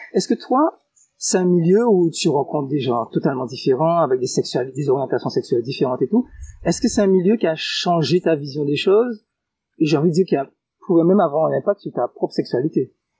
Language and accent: French; Guadeloupe; chez nous en Guadeloupe